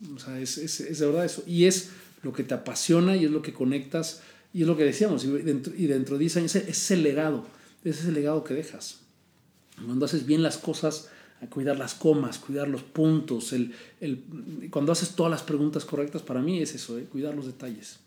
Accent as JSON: {"language": "Spanish", "country": "Mexico", "also_born_or_lived": "London, United Kingdom / United States", "moved": "as an adult", "said": "yo soy de México"}